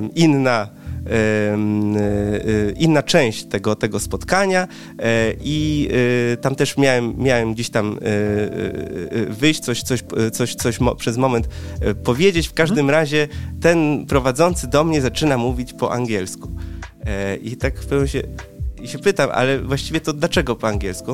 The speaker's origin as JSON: {"language": "Polish", "country": "Poland", "tie": "born or raised there", "said": "jestem w połowie Wietnamczykiem, w połowie Polakiem, mój tata pochodzi z Wietnamu, moja mama jest Polką"}